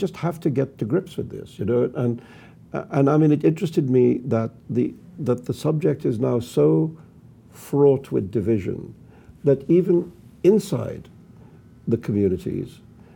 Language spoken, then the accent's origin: English; Mumbai, Maharashtra, India; now in New York, United States; I would go to Bombay because it's my old hometown.